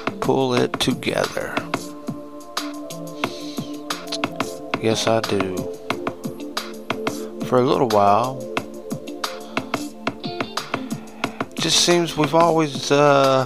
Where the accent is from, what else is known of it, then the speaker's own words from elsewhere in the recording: United States; as an American